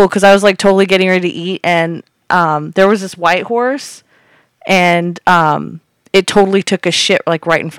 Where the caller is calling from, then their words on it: Buena Park, California, United States; I'm calling from Buena Park, California.